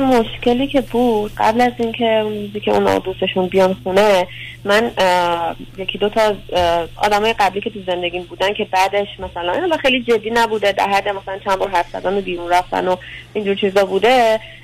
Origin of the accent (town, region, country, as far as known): Iran; born or raised there; moved away as an adult